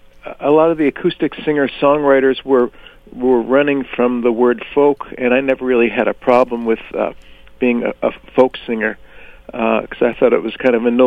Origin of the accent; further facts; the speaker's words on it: New Jersey, United States; also born or lived in Bethlehem, Pennsylvania; now in Minnesota, United States; No, I'm from New Jersey originally, and I lived in Pennsylvania, Bethlehem, the Lehigh Valley area for almost 20 years, and the rest, the majority of my life, I've been here.